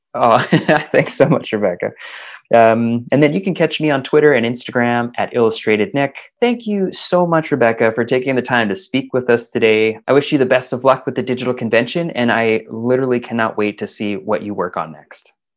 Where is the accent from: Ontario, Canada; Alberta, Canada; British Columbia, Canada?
Alberta, Canada; Calgary; moved away as an adult; now in Scotland; back home to Calgary uh, Alberta